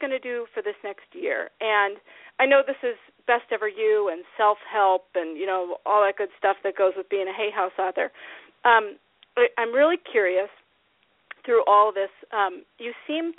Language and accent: English; Iowa, United States; moved away; also born or lived in Minnesota / California; I really was mostly raised in Iowa